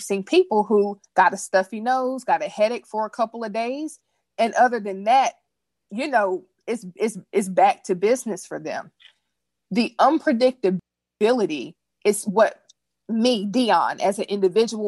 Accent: United States; I'm an American

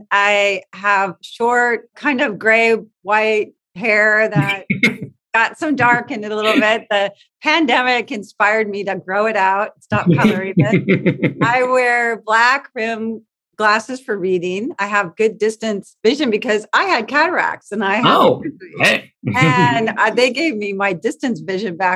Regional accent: West Covina, California, United States; I grew up in West Covina

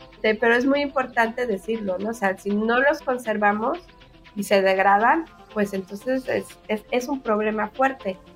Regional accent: Mexico

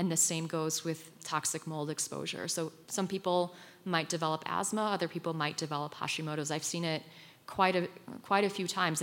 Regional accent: Poland; moved away; I grew up in Poland, and I lived on the Ukrainian border growing up

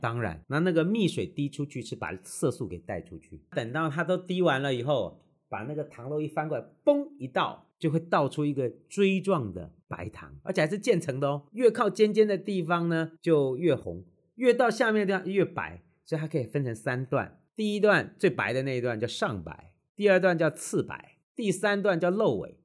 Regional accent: Tainan, Taiwan; 我们台南这边

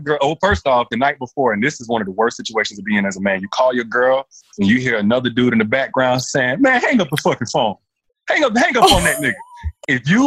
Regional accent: Enterprise, Alabama, United States; now in Alpharetta, United States; Alabama, Enterprise, Alabama, small town in Alabama

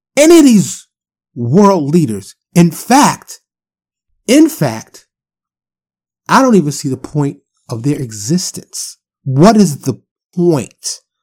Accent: New York City, New York, United States; also born or lived in Harlem / South Bronx; growing up in New York City

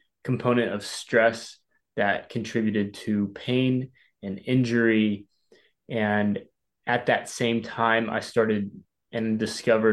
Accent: Arkansas, United States; now in San Diego, United States; I'm from Arkansas

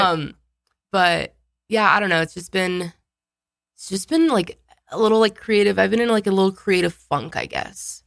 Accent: Pueblo, Colorado, United States; I grew up in Southern Colorado

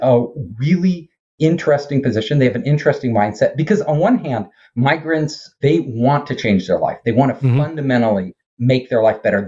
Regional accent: Silicon Valley, California, United States; in Silicon Valley, where I'm from, I'm not far from San Francisco

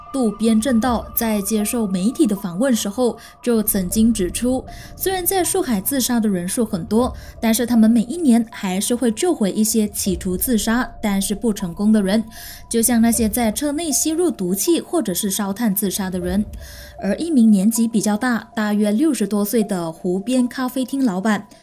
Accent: Malaysia; also born or lived in Taiwan; 我是来自马来西亚的

